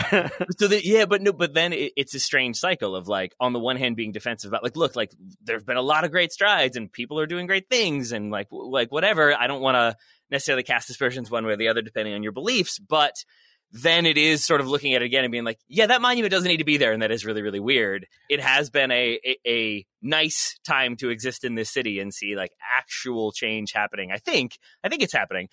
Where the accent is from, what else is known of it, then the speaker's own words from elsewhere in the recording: Richmond, Virginia, United States; I am from Richmond, Virginia, moved away, moved back